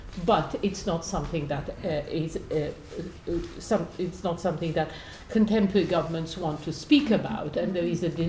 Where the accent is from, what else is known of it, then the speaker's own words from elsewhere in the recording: Poland; moved away as an adult; now in United Kingdom; I was brought up in Poland until I was 19